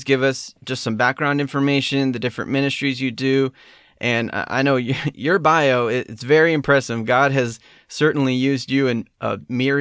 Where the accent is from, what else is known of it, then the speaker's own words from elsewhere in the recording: California, United States; Growing up in California